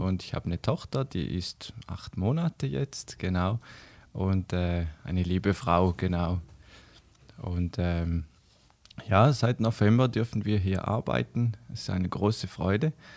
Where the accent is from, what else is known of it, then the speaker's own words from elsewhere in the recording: Switzerland; bei uns in der Schweiz